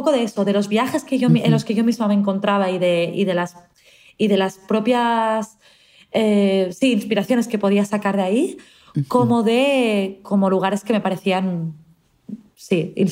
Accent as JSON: {"language": "Spanish", "country": "Mexico", "also_born_or_lived": "Mexico City", "said": "es lo que se siente como mexicana."}